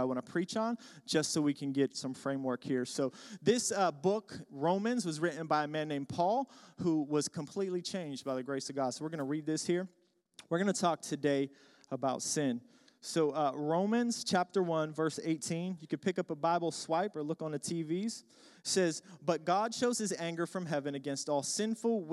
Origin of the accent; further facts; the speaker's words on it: Pittsburgh, Pennsylvania, United States; I'm from Pittsburgh, so go Steelers